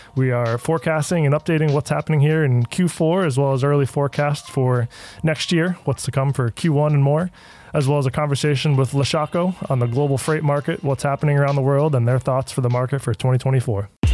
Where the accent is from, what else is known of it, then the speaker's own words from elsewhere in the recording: United States; being American